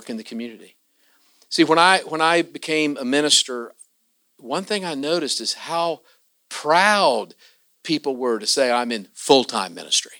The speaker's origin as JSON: {"language": "English", "region": "Southern Ohio", "country": "United States", "said": "I am from Southern Ohio, you know. We're just across the river from Kentucky"}